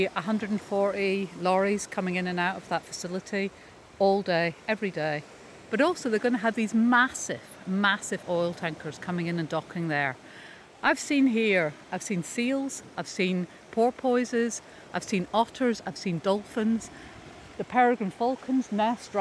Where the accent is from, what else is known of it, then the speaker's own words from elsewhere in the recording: Coleraine, Northern Ireland, United Kingdom; also born or lived in London, United Kingdom; now in Whitehead, United Kingdom; I grew up in Coleraine.